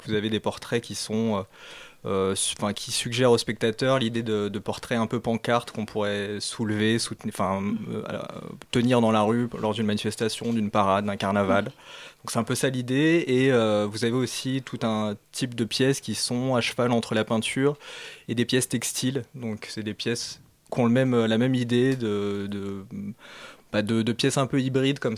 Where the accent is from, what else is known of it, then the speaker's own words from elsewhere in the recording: Saint-Denis, Île-de-France, France; je viens de, banlieue parisienne, à Saint-Denis.